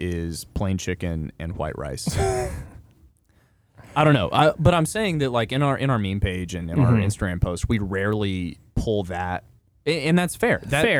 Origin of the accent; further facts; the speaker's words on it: Texas, United States; as a Texan